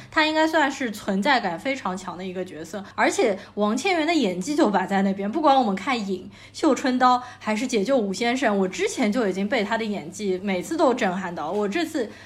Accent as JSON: {"language": "Chinese", "region": "Shanghai", "country": "China", "said": "作为一个上海人"}